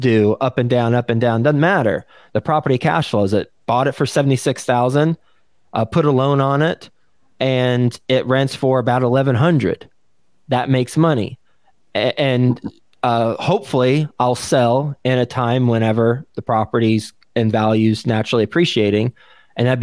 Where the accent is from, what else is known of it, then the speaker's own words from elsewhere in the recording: Texas, United States; moved away as an adult; also born or lived in New York City; I was from Texas. I grew up in Texas